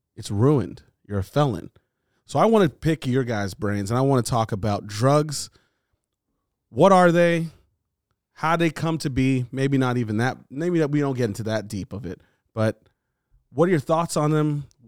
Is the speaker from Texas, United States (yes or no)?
no; California, United States; we all live in California. We're all from California.